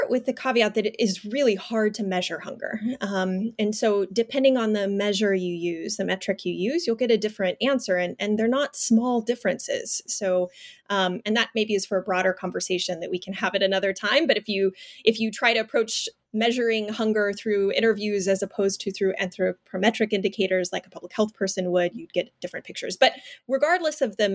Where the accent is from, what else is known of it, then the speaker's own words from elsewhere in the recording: Fresno, California, United States; I'm a fifth generation Fresnan. So I am from Fresno, California. My family has deep roots there